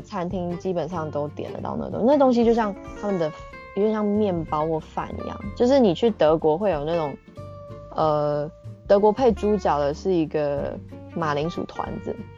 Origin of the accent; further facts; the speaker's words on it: Taiwan; moved away as an adult; also born or lived in Czech Republic; now in Japan; 身为台湾人